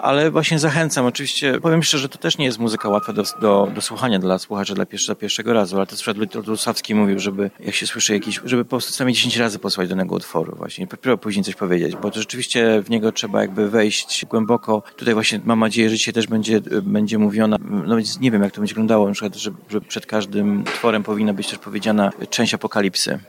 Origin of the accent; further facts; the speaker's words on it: Canada; ja też jestem Kanadyjczykiem